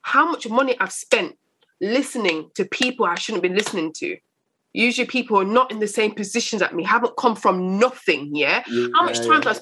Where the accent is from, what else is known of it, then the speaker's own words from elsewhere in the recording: Coventry, West Midlands, United Kingdom; moved away; I wasn't born in London. So growing up in Coventry, where I had my teenagers in Coventry